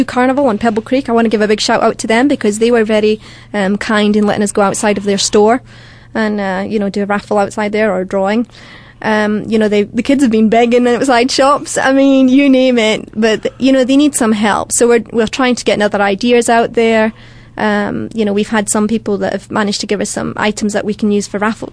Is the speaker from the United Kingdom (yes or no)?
yes; Dumfries, Scotland, United Kingdom; I'm from Dumfries, southwest.